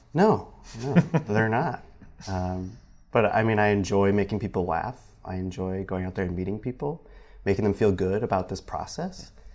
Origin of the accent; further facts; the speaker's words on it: Michigan, United States; now in South Bend, United States; back home at, in Michigan.